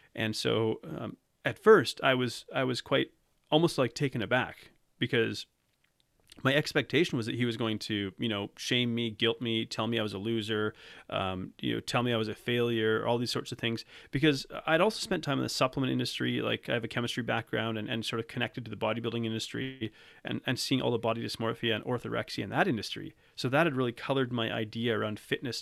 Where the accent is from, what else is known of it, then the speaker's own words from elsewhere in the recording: Canada; I'm from Canada, I'm not from South Africa.